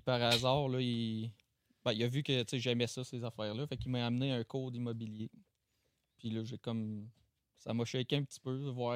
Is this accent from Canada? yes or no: yes; Chesterville, Quebec, Canada; On vient de Chester, hein, Chesterville, à côté de Saint-Paul